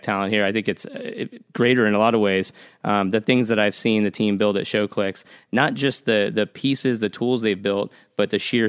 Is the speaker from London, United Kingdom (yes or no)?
no; Manchester, North West England, United Kingdom; born there; So my dad's from, full disclosure, my dad's from here. All his side of the family's from here. I was born in Manchester, England.